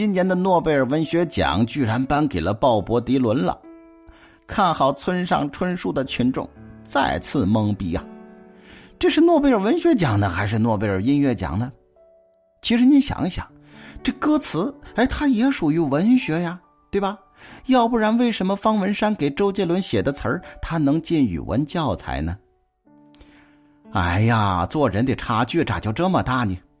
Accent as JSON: {"language": "Chinese", "country": "China", "said": "其实说白了，就是对我们中国人的仇视"}